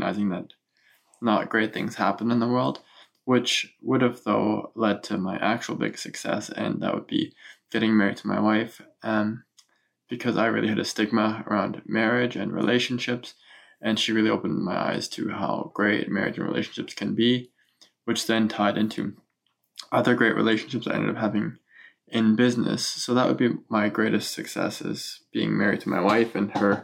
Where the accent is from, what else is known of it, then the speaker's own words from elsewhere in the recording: Germany; now in Canada; I grew up in Germany and moved to Canada.